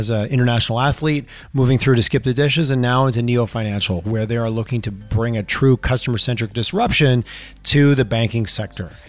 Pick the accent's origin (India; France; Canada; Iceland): Canada; Eastern Canada; now in Calgary, Canada; it's interesting living in Calgary. Just I grew up in Eastern Canada